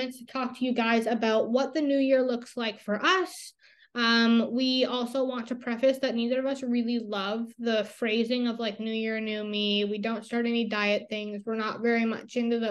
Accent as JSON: {"language": "English", "country": "Canada", "said": "I'm Canadian"}